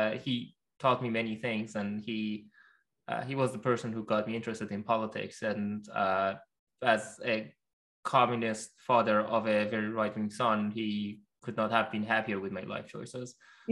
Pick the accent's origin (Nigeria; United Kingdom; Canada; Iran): Iran; Gorgan, Golestan; English is a second language; moved away as an adult; also born or lived in Tehran, Iran; now in United States; I grew up in Iran. I was 19 years old when the Green Movement happened, and I was a sophomore in college in Tehran, although I grew up in the north in a city called Gurgan, which is near the Turkmenistan border.